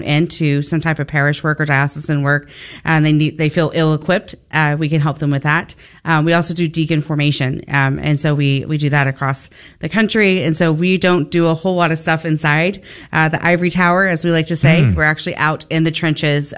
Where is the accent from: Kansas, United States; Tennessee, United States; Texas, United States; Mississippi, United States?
Texas, United States; Forney; also born or lived in San Antonio, Texas; I actually grew up here in the Dallas-Fort Worth area. So I grew up out in Forney, Texas